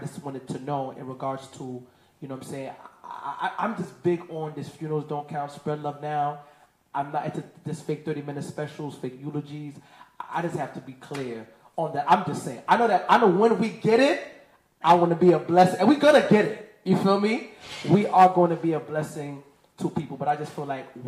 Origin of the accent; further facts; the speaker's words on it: New York City, New York, United States; I'm from Crown Heights, Brooklyn.